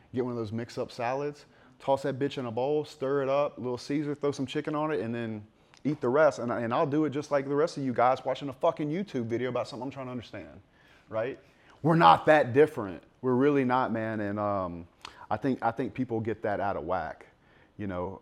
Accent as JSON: {"language": "English", "region": "South Louisiana", "country": "United States", "tie": "born or raised there", "said": "I grew up in South Louisiana"}